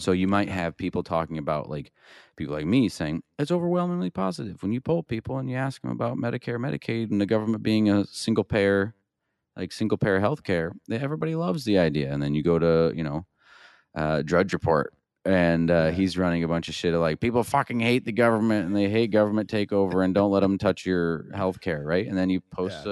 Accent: Iowa, United States; I grew up in Iowa

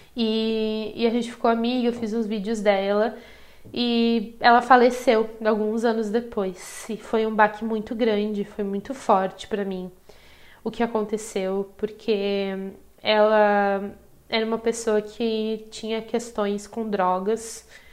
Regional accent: Brazil; eu vim do Brasil

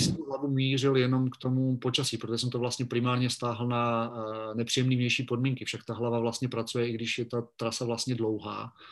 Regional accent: Vikýřovice, Olomouc Region, Czechia; moved away as an adult; also born or lived in Rapotín / Brno; now in Bratislava, Slovakia; když jsem byl malý, chodíval jsem při čekání na autobus u nás ve Vikýřovicích nebo v Šumperku

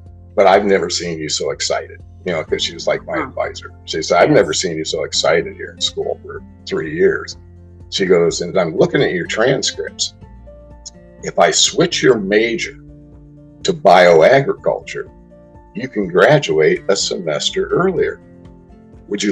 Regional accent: Newport Beach, California, United States; also born or lived in Arizona; I grew up in Southern California and in Newport Beach, great place to grow up

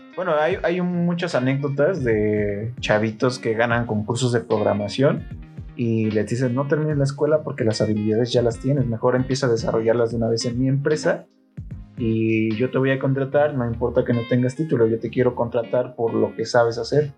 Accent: Nezahualcóyotl, State of Mexico, Mexico; moved away; allá en mi pueblo, en, en Nesa

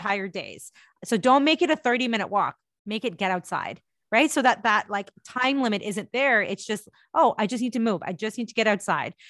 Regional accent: India; moved away; I am an Indian woman and I am an immigrant

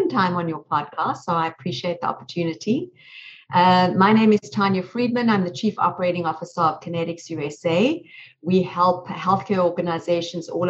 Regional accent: South Africa; moved away; I'm originally from South Africa

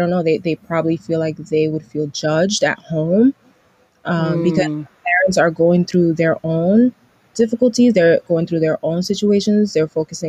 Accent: New York City, New York, United States; growing up in New York City and me just growing up in the, you know, in the public school system

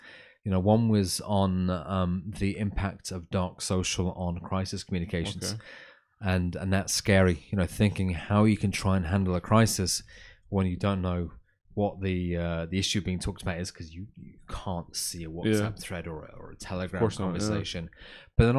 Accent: Manchester, North West England, United Kingdom; So computation was in Manchester, which is my hometown. That's right, where I was born and raised.

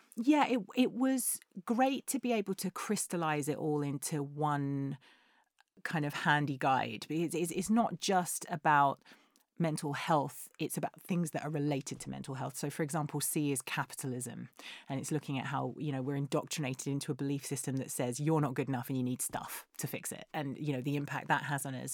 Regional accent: England, United Kingdom; we're English

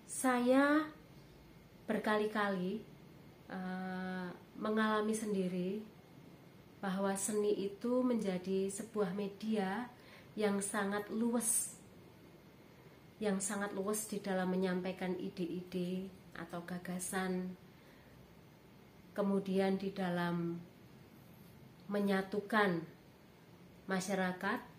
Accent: Surakarta, Central Java, Indonesia; Saya berasal dari Kota Budaya, Solo atau Surakarta, dan juga tinggal

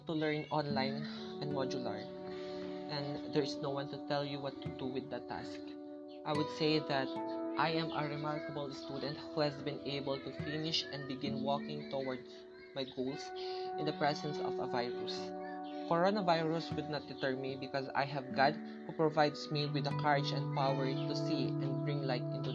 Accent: La Suerte, Isabela, Philippines; I'm from La Suerte, Isabela

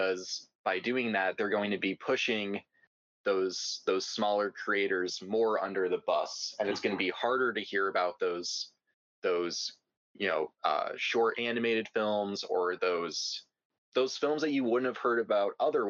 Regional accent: United States; as an American

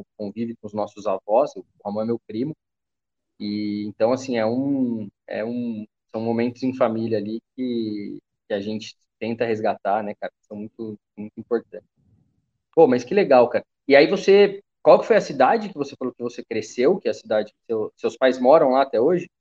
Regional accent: Taubaté, São Paulo, Brazil; eu sou de Taubaté

